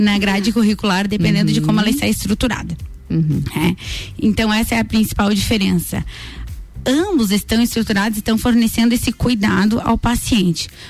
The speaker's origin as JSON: {"language": "Portuguese", "town": "Lages", "region": "Santa Catarina", "country": "Brazil", "tie": "born or raised there", "said": "Eu sou natural de Lages mesmo"}